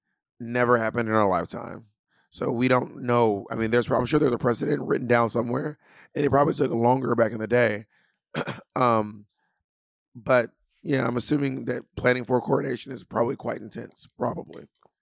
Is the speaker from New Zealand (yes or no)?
yes; New Zealand; accent: trans-Pacific; also born or lived in Australia; I was raised between New Zealand and Australia, so my accent is a little bit trans-Pacific.